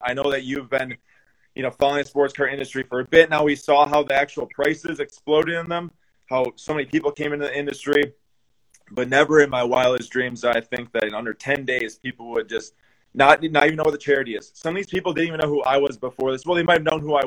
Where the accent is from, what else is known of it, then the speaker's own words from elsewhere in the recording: Milwaukee, Wisconsin, United States; We're from Milwaukee here